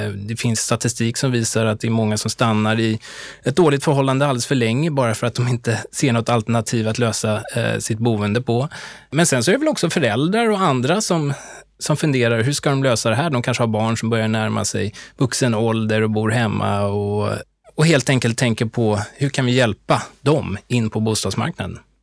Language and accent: Swedish; Stockholm, Stockholm County, Sweden; also born or lived in United States; jag är ju uppväxt i Stockholm